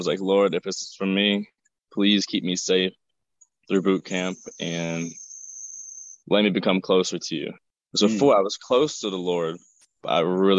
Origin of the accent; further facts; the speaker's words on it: Staunton, Virginia, United States; I'm from Stanton, Virginia, sir.